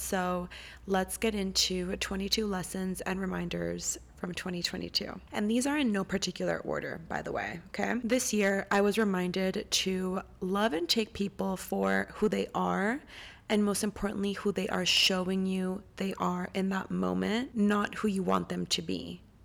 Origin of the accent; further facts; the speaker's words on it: Costa Rica; moved away; I'm recording from Costa Rica. I'm home right now